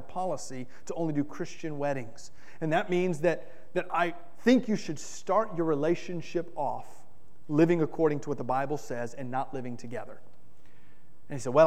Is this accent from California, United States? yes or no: no; Miami, Florida, United States; I grew up in South Florida. And in South Florida, I may be the only person who's ever grown up in Miami, Florida